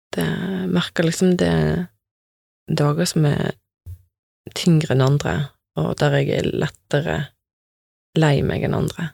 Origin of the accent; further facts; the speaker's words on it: Bømlo, Vestland, Norway; moved away; der som jeg vokste opp, på Bømlo.